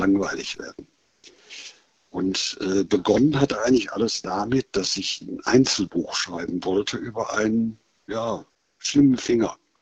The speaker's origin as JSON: {"language": "German", "country": "Germany", "said": "wir sind Deutsche."}